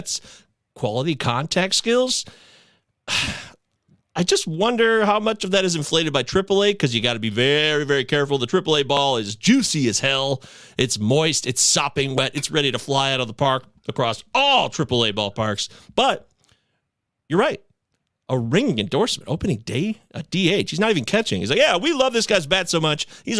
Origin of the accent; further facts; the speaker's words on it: Detroit, Michigan, United States; I'm a Midwesterner. We're, you know, Detroit